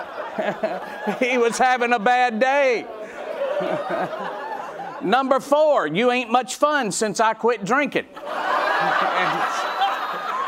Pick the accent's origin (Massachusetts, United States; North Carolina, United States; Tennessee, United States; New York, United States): Tennessee, United States; Nashville; I'm from Nashville.